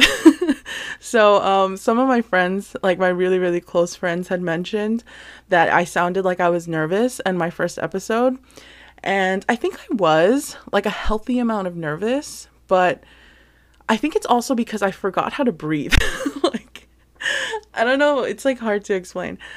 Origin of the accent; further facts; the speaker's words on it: New Jersey, United States; also born or lived in Hawaii; I was born in Hawaii, but then I was, like, super, super young. We finally moved to Jersey and this is where I basically spent a majority, pretty much all of my life, really, in New Jersey. So, that's where I had basically all my upbringing.